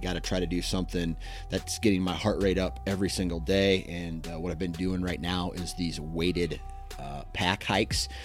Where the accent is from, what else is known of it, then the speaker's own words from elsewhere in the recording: Iowa, United States; I'm from Iowa